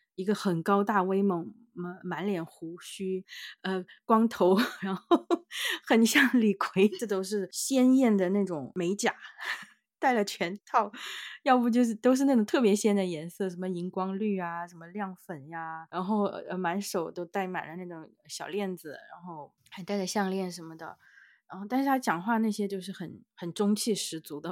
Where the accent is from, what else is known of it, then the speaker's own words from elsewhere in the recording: Yunnan, China; moved away; 我们云南那边大理